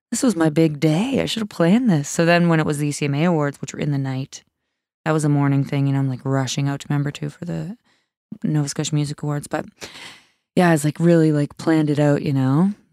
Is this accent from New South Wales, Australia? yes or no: yes; Sydney, New South Wales, Australia; That was like in Sydney, in my hometown.